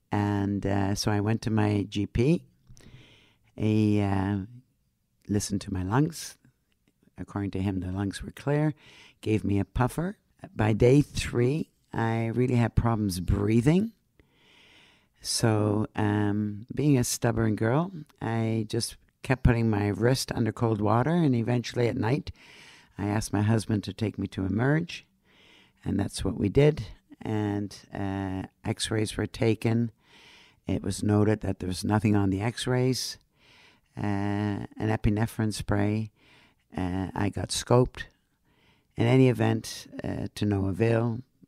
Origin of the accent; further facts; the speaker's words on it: Netherlands; now in Canada; Originally, I immigrated from Holland. I'm a mother, three children, married, was a nurse. I am now retired, and of course, a smoker.